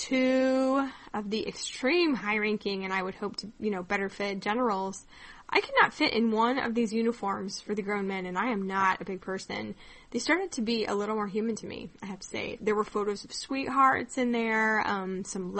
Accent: Kansas, United States; growing up in Kansas

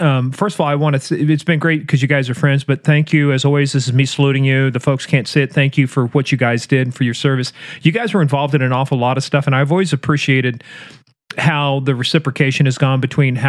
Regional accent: United States; I'm an American.

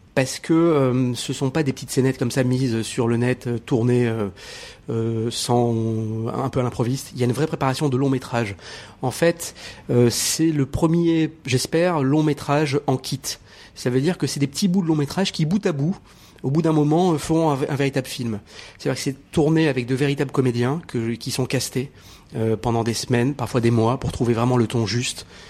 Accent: Morocco; je suis né au Maroc

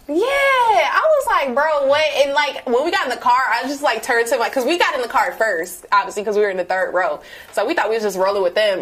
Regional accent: New Orleans, Louisiana, United States; moved away; I'm from New Orleans. Um, shout out to the 504.

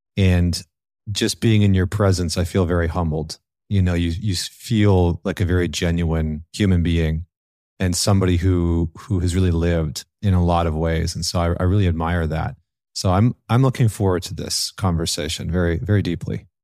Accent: Northern Alberta, Canada; I grew up in Northern Alberta in Canada

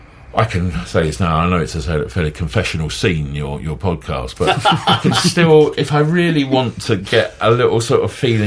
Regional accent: Southend-on-Sea, East of England, United Kingdom; growing up in Southend, which is the main town down there, now a city

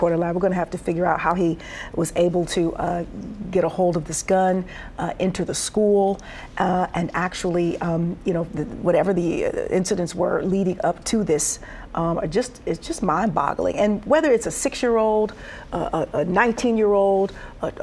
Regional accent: Detroit, Michigan, United States; I'm from Detroit

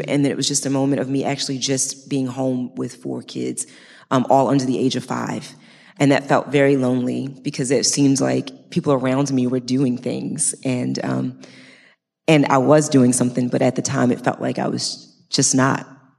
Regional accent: Baltimore, Maryland, United States; moved away; also born or lived in New Jersey; I grew up in Baltimore, Maryland, in the inner city with just my mom.

